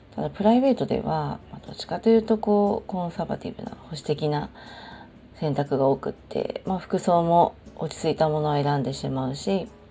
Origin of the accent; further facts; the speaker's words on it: Japan; 日本で育ってしまった以上こう場の空気を読んで人に合わせるとか身の丈で生きるとかそういう価値観ってまあなんか染みついちゃってる